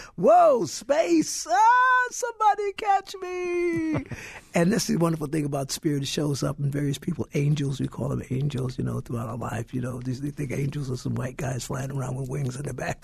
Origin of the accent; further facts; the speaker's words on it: Brooklyn, New York, United States; I grew up in Brooklyn.